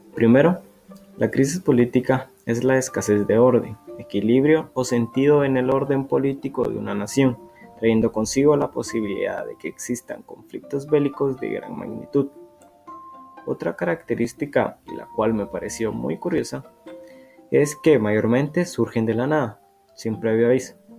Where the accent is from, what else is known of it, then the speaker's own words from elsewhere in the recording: Guatemala; Como guatemaltecos hemos protestado